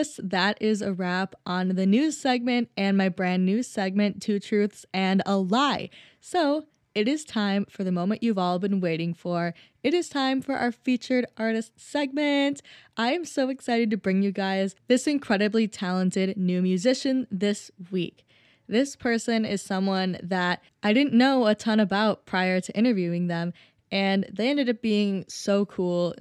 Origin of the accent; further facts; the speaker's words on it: Minnesota, United States; I'm from Minnesota